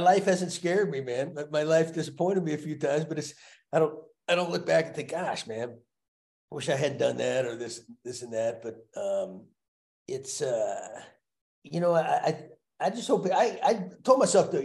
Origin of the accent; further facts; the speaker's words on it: Texas, United States; growing up in Texas, playing football